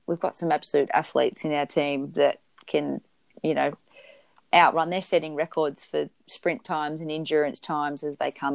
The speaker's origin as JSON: {"language": "English", "region": "Victoria", "country": "Australia", "tie": "born or raised there", "said": "I grew up in Victoria"}